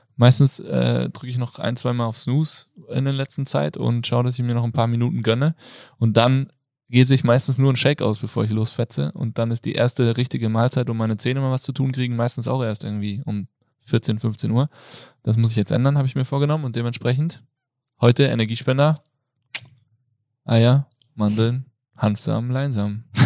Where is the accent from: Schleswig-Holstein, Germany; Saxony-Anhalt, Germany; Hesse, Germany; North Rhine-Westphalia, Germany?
Hesse, Germany; Kassel; ich komme aus der geografischen Mitte Deutschlands, nämlich aus Kassel